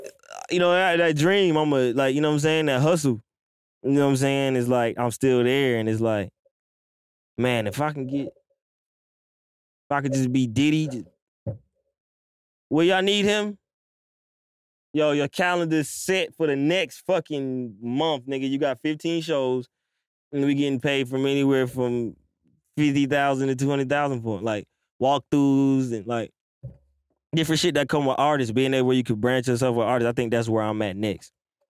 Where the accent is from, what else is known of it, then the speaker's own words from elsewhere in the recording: Alaska, United States; I'm from Alaska trying to get to Atlanta to make beats.